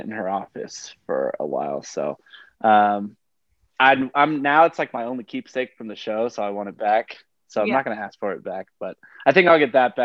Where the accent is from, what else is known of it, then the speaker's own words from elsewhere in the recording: Oklahoma, United States; I'm from Oklahoma, so I was singing a lot of country.